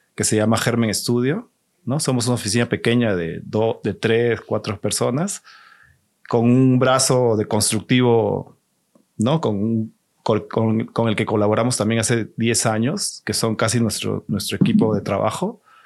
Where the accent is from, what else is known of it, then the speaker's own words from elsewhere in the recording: Lima, Peru; also born or lived in Tijuana, Mexico / San Diego, United States / Boston, United States; now in Mexico City, Mexico; soy de Lima, Perú, tengo viviendo en México como unos 20 años